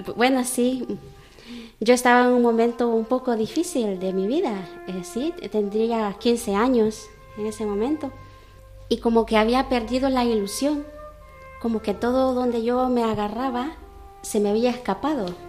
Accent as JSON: {"language": "Spanish", "country": "El Salvador", "moved": "as an adult", "lives_now": "Cuenca, Spain", "said": "soy salvadoreña"}